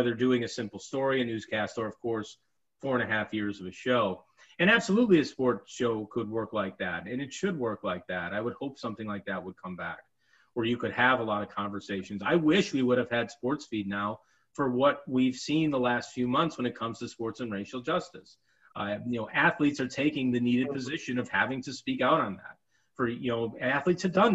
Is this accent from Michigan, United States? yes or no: no; Chicago, Illinois, United States; I grew up in Chicago.